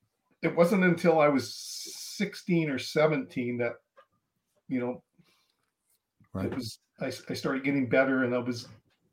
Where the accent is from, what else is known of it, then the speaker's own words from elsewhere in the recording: Kamloops, British Columbia, Canada; I'm originally from Kamloops, British Columbia.